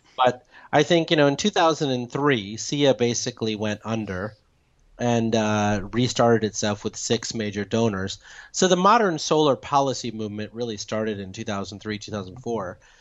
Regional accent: Chicago, Illinois, United States; now in New York, United States; I'm from Chicago. We're more hardy than the Virginians

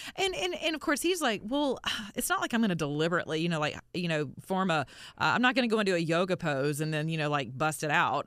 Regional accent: the South, United States; I'm from the South. We say stuff like this

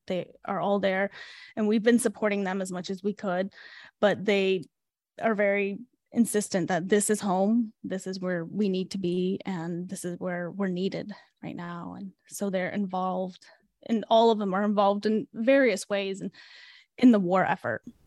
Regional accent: Chicago, Illinois, United States; also born or lived in Ukraine; And we moved to Chicago, and that's where we grew up

